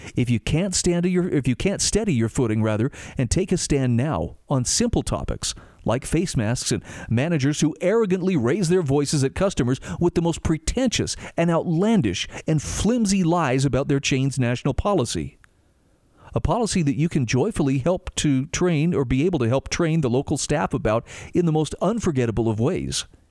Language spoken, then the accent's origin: English; Utah, United States; my home state of Utah